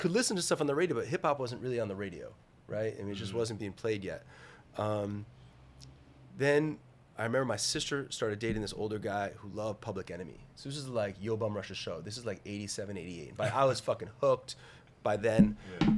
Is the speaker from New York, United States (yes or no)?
no; New Jersey, United States; I grew up in New Jersey